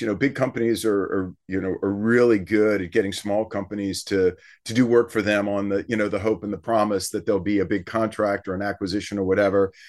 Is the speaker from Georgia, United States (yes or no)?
no; South Louisiana, United States; we're from South Louisiana